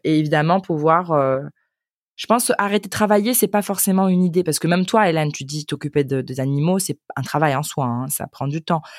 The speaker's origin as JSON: {"language": "French", "country": "United States", "second_language": "French", "moved": "yes", "lives_now": "Germany", "said": "je viens des États-Unis, mais en ce moment j'habite en Allemagne"}